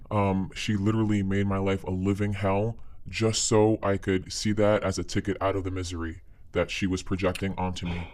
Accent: United States; I was born here in the States

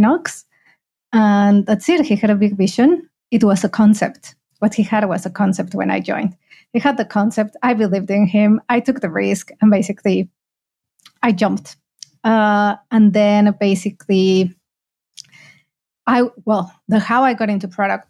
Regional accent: Mexico; moved away as an adult; also born or lived in United Kingdom; now in Malaysia; I'm originally from Mexico.

